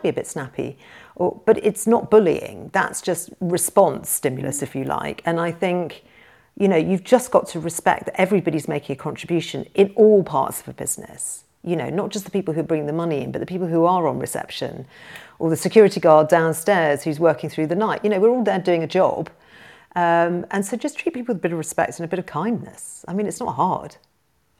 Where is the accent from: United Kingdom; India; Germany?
United Kingdom; as a British person